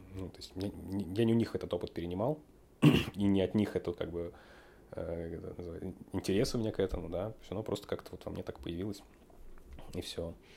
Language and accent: Russian; Moscow, Russia; Родился я в Москве.